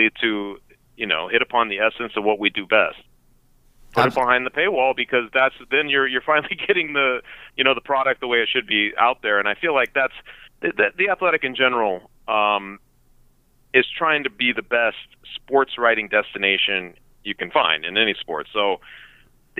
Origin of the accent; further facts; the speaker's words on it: Denver, Colorado, United States; I grew up in Denver